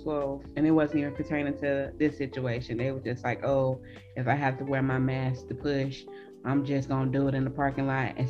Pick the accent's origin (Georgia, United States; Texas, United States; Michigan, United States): Georgia, United States; Atlanta; I was half of my life in the hood of Atlanta. And then the other half, mom wanted to move us to somewhat of the country. And then I left there after I was 18.